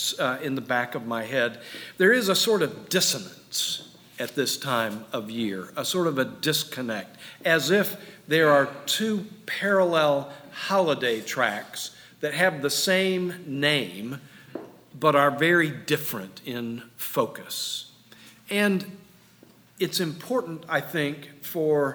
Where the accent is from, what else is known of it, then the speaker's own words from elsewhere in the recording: Jacksonville, Florida, United States; moved away; still living in the house I grew up in Jacksonville